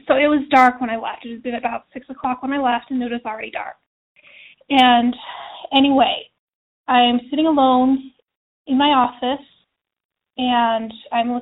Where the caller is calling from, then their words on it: Utah, United States; I'm calling from Utah.